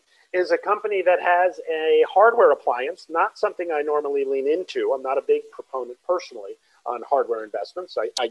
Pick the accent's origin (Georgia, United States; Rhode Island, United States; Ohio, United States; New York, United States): New York, United States; Brooklyn; I'm from Brooklyn. So I was born in Brooklyn. My whole family, my mom, dad, and my siblings, both of them and myself, all born in Brooklyn.